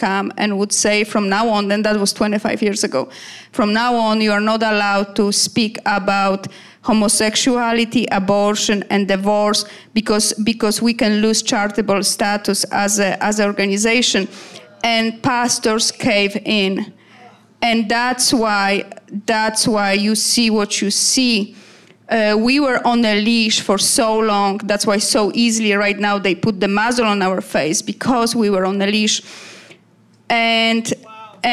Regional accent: Poland; English is a second language; moved away as an adult; also born or lived in Canada; you can tell by my accent that me and my husband, we moved from Poland to Canada, to free country

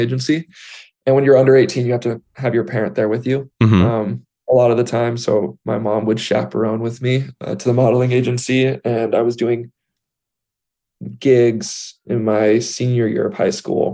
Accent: Central Valley, California, United States; now in Los Angeles, United States; I grew up in the Central Valley, which is right in the middle of California

